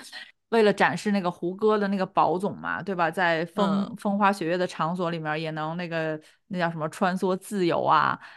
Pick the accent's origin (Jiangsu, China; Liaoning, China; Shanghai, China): Shanghai, China; accent: Shanghai; 不要纠正我的那个上海口音，因为这个是你纠正我也改不了。